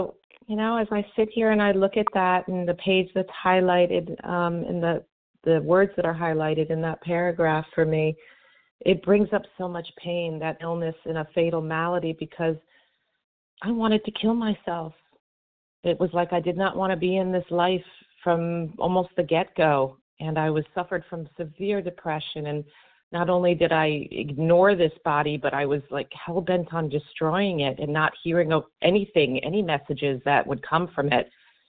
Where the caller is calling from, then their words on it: Miami, Florida, United States; from Miami, Florida.